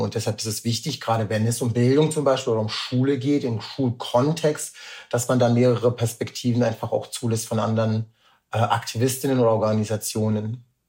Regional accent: Rüsselsheim, Hesse, Germany; also born or lived in Darmstadt; Meine Mutter ist dann schwanger geworden und ich bin in Rüsselsheim geboren

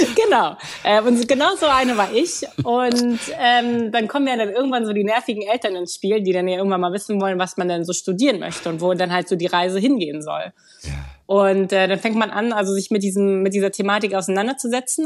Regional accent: Berlin, Germany; moved away as an adult; ich bin gebürtig aus Berlin

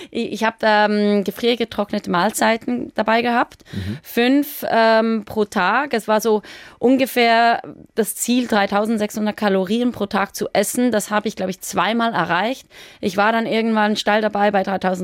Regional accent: Switzerland; ich bin aus der Schweiz und ich, es hat ja noch nie eine Schweizer Frau gemacht.

